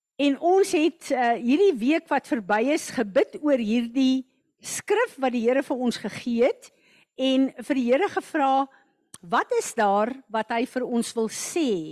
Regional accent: South Africa; baie van ons het groot geword as goeie Afrikaners in Christenhuise

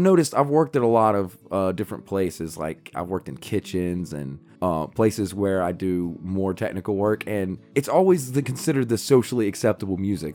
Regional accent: the South, United States; where I grew up in the South

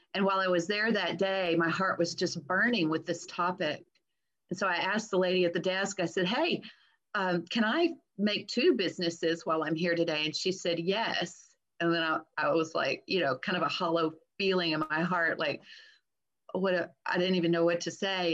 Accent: Texas, United States; I'm a Texan

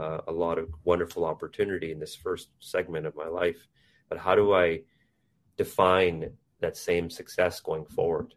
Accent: Vancouver, British Columbia, Canada; moved away as an adult; also born or lived in India; now in United States; I was raised in India. I grew up in East Vancouver in Canada, and then had an opportunity to move to the US to work in a career

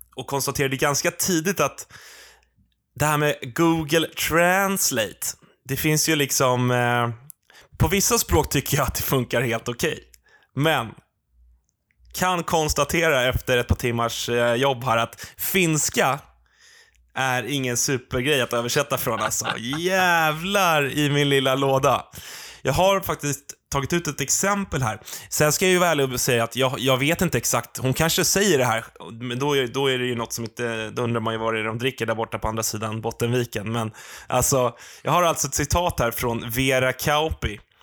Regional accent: Sweden; oss eh, svenskar

